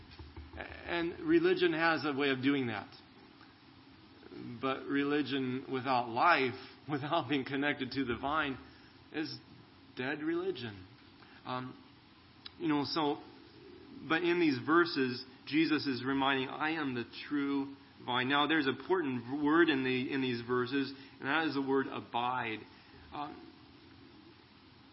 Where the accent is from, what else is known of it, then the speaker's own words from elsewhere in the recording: California, United States; now in Arizona, United States; I grew up in California